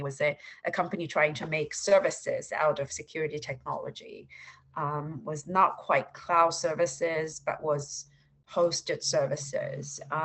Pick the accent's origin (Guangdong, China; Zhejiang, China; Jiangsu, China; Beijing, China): Jiangsu, China; Suzhou; moved away as an adult; also born or lived in Shanghai, China / Pennsylvania, United States; now in United States; I grew up uh, in Suzhou, China, which is a, uh, a um, by Ch- Chinese standards, uh, a small city